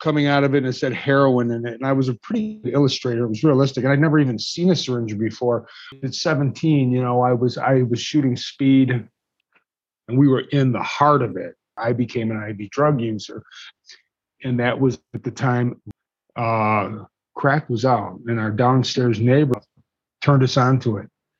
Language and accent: English; Detroit, Michigan, United States; I grew up in Detroit